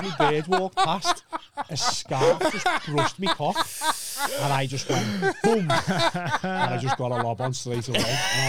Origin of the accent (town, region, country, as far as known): Kirkby, North West England, United Kingdom